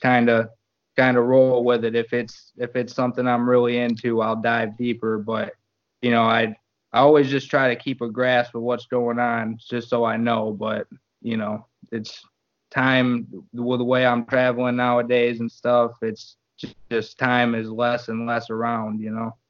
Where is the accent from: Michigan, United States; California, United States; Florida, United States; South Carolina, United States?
Michigan, United States; Battle Creek; I'm from Battle Creek